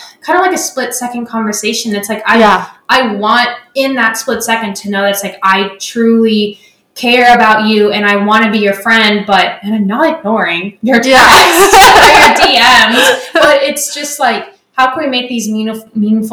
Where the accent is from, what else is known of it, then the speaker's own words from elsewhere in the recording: Alabama, United States; I grew up in Alabama